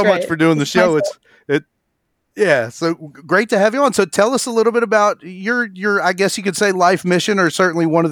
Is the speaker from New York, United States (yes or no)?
no; central Kentucky, United States; in the Bible Belt here in central Kentucky